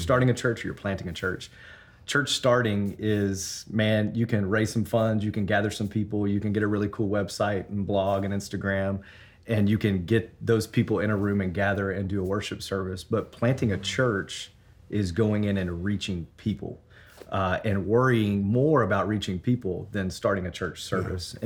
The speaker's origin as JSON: {"language": "English", "town": "Memphis", "region": "Tennessee", "country": "United States", "moved": "yes", "lives_now": "Denver, United States", "said": "I'm from Memphis, Tennessee. Originally."}